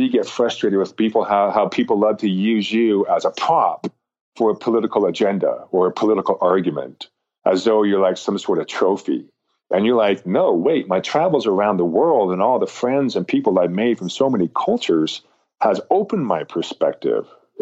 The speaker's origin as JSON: {"language": "English", "region": "Intermountain West", "country": "United States", "tie": "born or raised there", "said": "you and I were raised in Rocky Mountain, Intermountain West American cultures and values"}